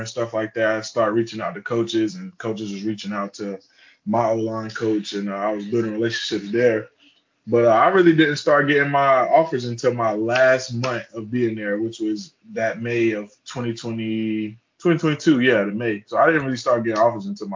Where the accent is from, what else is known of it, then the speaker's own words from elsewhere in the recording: Charlotte, North Carolina, United States; moved away as an adult; also born or lived in Fort Mill, South Carolina / Kansas; now in Gainesville, United States; I'm from Charlotte, North Carolina. I went to high school in Fort Mill, South Carolina.